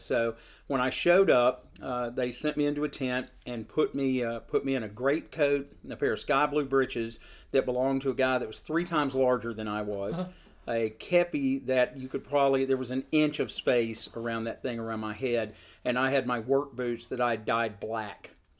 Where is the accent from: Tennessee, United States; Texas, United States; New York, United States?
Tennessee, United States; Seal Creek; I grew up in Seal Creek, Tennessee, which is an area not noted for its large reenactor presence.